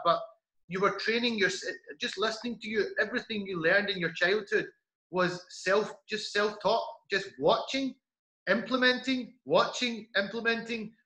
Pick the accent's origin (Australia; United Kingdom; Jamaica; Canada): United Kingdom; Glasgow, Scotland; grew up in um, in Glasgow